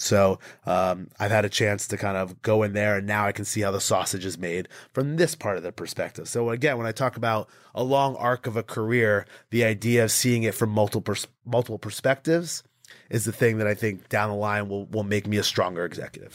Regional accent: Connecticut, United States; I grew up in Connecticut, so we didn't have a professional team

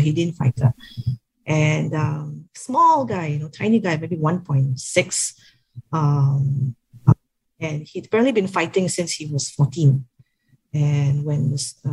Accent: Singapore; oh, Singapore

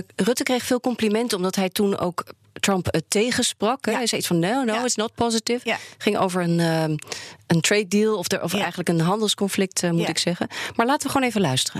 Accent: Netherlands; also born or lived in England; Geboren in Engeland, vertel ik dan. Engelse vader, Nederlandse moeder. Grotendeels in Nederland opgegroeid.

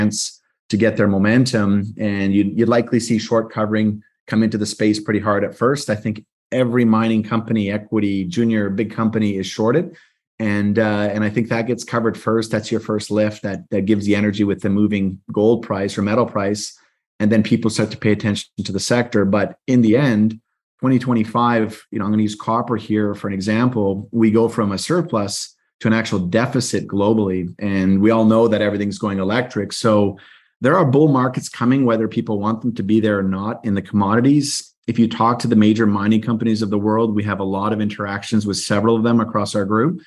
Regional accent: Canada; I'm Canadian

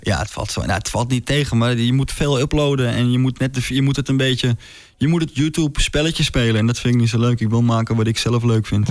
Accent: Amsterdam, North Holland, Netherlands; ik, ik kom uit Amsterdam

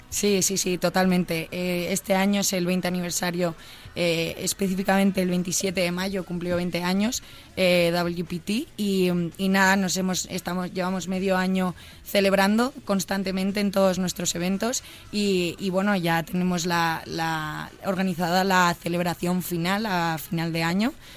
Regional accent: Pozuelo de Alarcón, Community of Madrid, Spain; moved away as an adult; now in Miami, United States; De Pozuelo Alarcón. He crecido, he nacido y crecido en Pozuelo

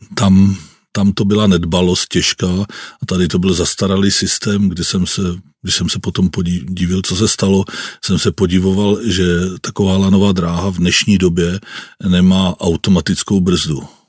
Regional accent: Bohemia, Czechia; moved away; also born or lived in Germany; vyrostl jsem tady v Čechách

